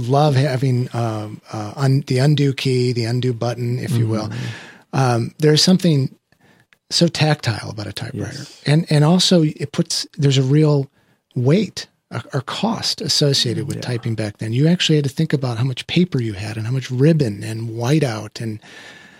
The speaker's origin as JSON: {"language": "English", "region": "Midwest", "country": "United States", "tie": "born or raised there", "said": "I was raised in the Midwest"}